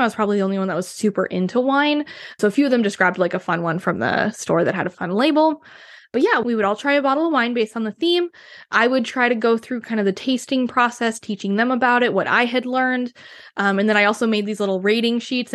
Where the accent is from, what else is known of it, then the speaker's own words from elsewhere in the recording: Wisconsin, United States; moved away as an adult; now in Seattle, United States; growing up in Wisconsin